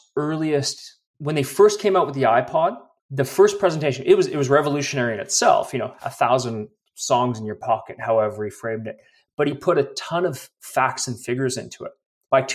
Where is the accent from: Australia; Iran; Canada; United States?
Canada; Vancouver, British Columbia; moved away as an adult; now in Calgary, Canada; I'm actually originally from Vancouver, but okay. 13 years in Calgary.